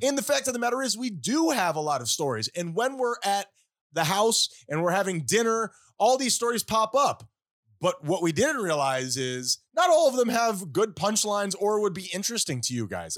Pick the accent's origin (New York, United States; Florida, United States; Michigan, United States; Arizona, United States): Florida, United States; Miami; we are famously from Miami